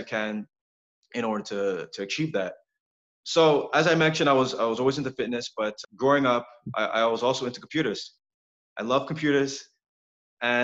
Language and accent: English; Montreal, Quebec, Canada; Born and raised in Montreal